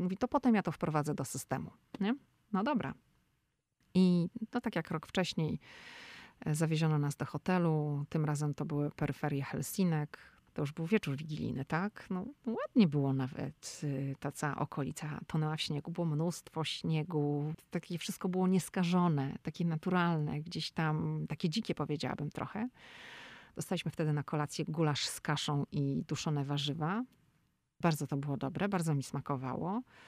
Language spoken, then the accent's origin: Polish; Szczecin, West Pomeranian Voivodeship, Poland; now in Washington, D.C., United States; My pochodzimy ze Szczecina